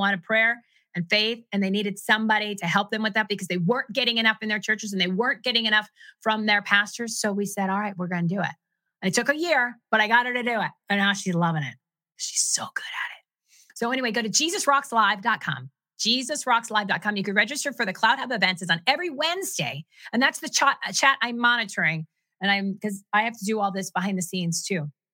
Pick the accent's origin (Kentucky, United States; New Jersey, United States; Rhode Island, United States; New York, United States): New Jersey, United States; I'm from New Jersey